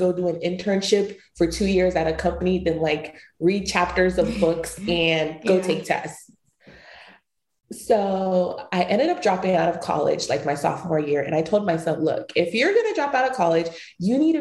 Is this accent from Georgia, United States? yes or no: yes; Atlanta, Georgia, United States; also born or lived in Kibi, Ghana; growing up in Atlanta